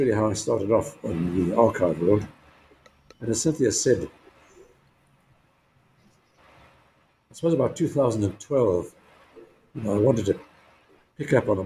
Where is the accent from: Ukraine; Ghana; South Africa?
South Africa; KwaZulu-Natal; I grew up in Natal province, as it was then, in South Africa, now KwaZulu-Natal